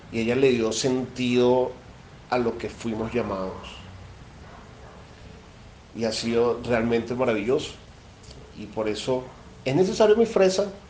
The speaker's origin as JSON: {"language": "Spanish", "country": "Venezuela", "lives_now": "Colombia", "said": "soy venezolano, vivo en Colombia. Actualmente estoy mudándome de Bogotá a Medellín."}